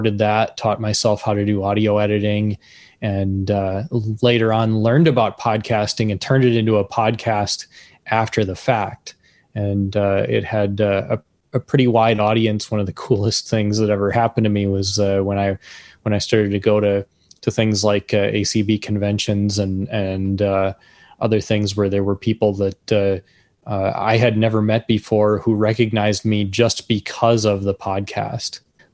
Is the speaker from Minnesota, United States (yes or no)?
yes; Minneapolis, Minnesota, United States; I am from Minneapolis, Minnesota